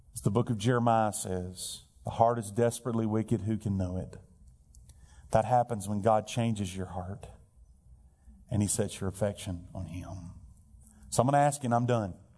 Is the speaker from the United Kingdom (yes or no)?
no; Alabama, United States; now in Perdido Key, FL, United States; I'm from Alabama